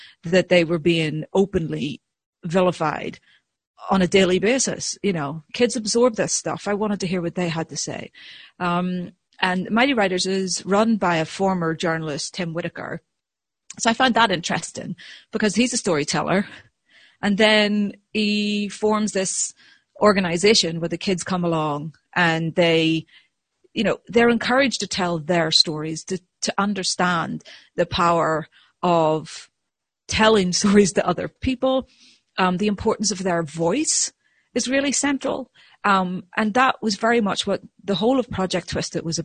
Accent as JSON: {"language": "English", "country": "Ireland", "said": "as an Irish person, you know, I was brought up to talk and tell stories and, you know, and yabber"}